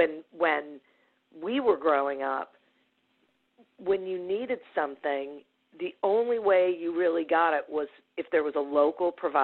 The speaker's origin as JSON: {"language": "English", "town": "Detroit", "region": "Michigan", "country": "United States", "tie": "born or raised there", "said": "Mostly in suburban Detroit."}